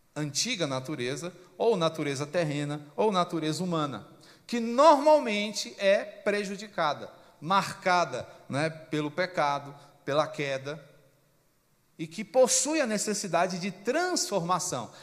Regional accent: Brazil; porque somos brasileiros

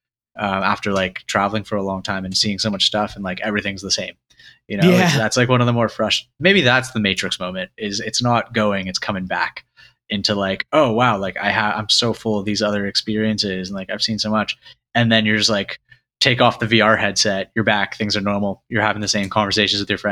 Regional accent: Canada; I grew up in Canada

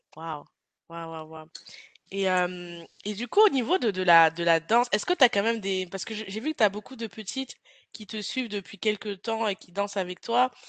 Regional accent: Lyon, Auvergne-Rhône-Alpes, France; moved away as an adult; now in Cork, Ireland; je suis de Lyon, mais c'est une grande ville

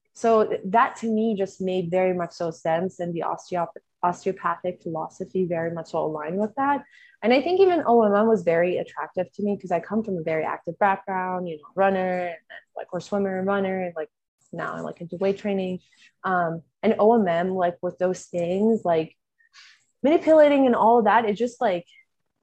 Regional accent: Texas, United States; I'm from Texas.

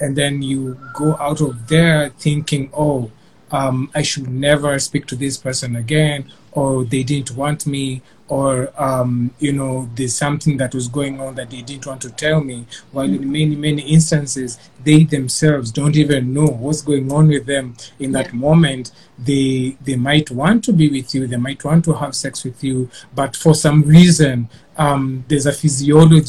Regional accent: Kenya; even in an African household, being Kenyan

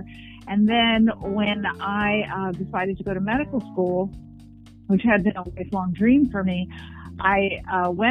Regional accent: New York City, New York, United States; I was born and raised in Manhattan

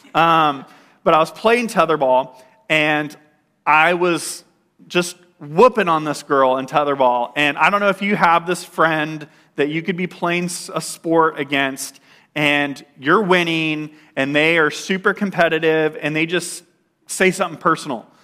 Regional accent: Bakersfield, California, United States; moved away; I grew up in Bakersfield.

